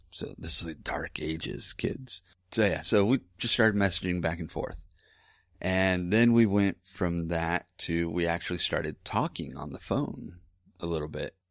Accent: Lake Hills, Texas, United States; also born or lived in Houston; I was from Lake Hills, Texas. Um, that's where my dad lives

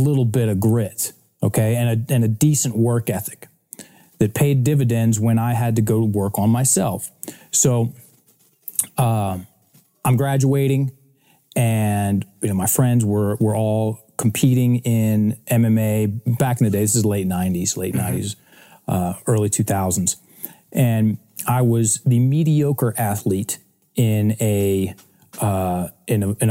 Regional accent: Richmond, Virginia, United States; I was born and raised in Richmond, Virginia

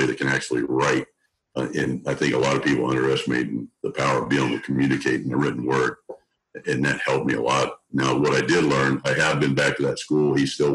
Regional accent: Southeast Oklahoma, United States; I grew up in Southeast Oklahoma, almost in Arkansas, in the sticks.

